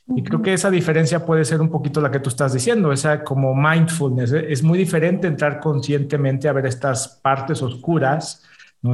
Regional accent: Mexico; decimos los mexicanos, de aquí soy

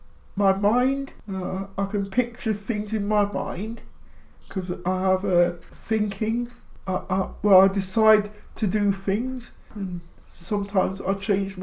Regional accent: East Midlands, United Kingdom; In the East Midlands.

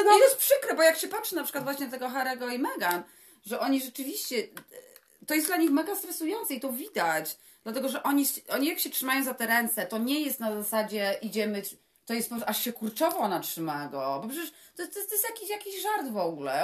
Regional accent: Poland; My jesteśmy z Polski

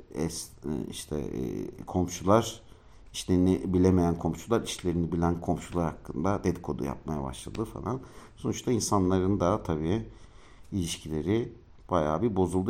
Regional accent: Ankara, Turkey; moved away as an adult; now in Istanbul, Turkey; Ankaralıyım ben. Ankara'da doğdum büyüdüm. 18 ee, yaşından sonra da işte şeye e, İstanbul'a geldim.

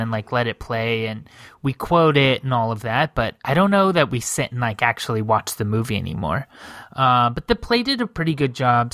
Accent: United States; I'm an atheist, but I grew up in America

